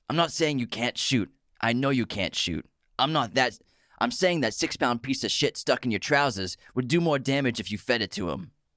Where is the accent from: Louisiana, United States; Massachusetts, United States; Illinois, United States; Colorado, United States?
Massachusetts, United States; Boston; We're from Boston. We have the most, we, we come from a city full of people who pronounce words wrong on purpose